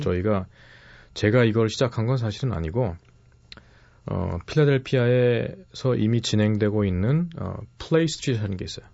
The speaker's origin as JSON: {"language": "Korean", "country": "South Korea", "also_born_or_lived": "New York, United States", "moved": "as an adult", "lives_now": "Philadelphia, United States", "said": "한국으로 돌아와서"}